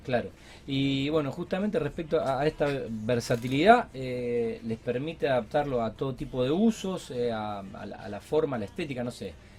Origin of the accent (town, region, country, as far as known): Rosario, Santa Fe, Argentina